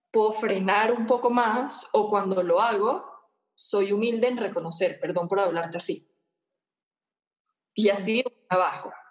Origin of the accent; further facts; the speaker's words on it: Venezuela; now in Guatemala; vivo en, Guatemala con mi hija, mi esposo, soy de Venezuela, eh, pero he pasado por todo el mundo.